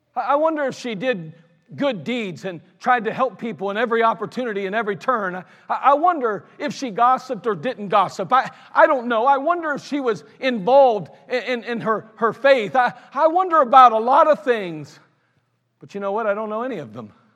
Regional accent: United States; I'm glad I'm an American. I'm glad I live in the United States of America

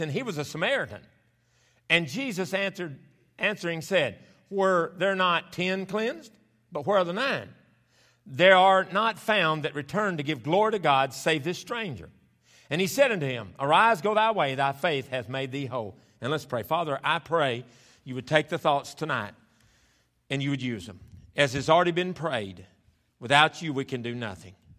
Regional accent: the South, United States; moved away as an adult; also born or lived in Roanoke, Indiana / Kentucky; I was raised in the South where you actually had spring

